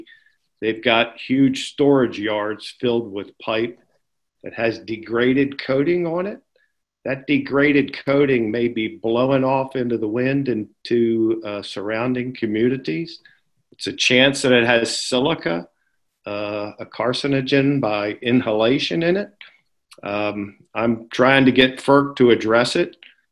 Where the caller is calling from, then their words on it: Maryland, United States; This is …. I'm actually speaking from Maryland right now